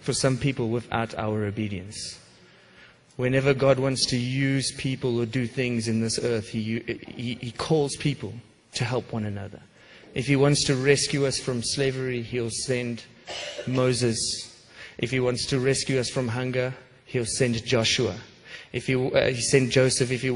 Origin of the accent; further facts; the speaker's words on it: South Africa; moved away; I grew up in South Africa with a terrible racial divide.